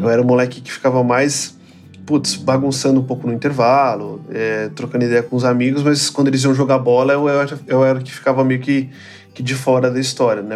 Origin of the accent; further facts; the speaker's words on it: São Paulo, Brazil; also born or lived in Guarulhos; Eu nasci na zona leste de São Paulo